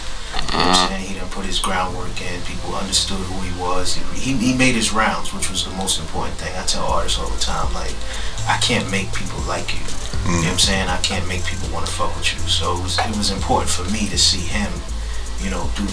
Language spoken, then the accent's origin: English; New York City, New York, United States; we basically grew up in the same hood